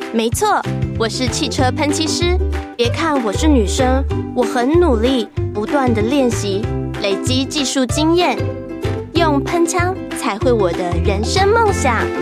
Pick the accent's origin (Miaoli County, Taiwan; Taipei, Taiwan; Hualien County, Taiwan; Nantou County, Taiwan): Taipei, Taiwan; 我父亲呢，是在以前在中央电影公司对。工作，嗯哼。嗯，嗯，嗯。然后后来呢，他在新世界，在西门町的西门町的时候。新世界戏院里头呢，就是嗯，嗯。 因业务之便， 然后经营贩卖部。所以我们等于基本上就是活在电影院里头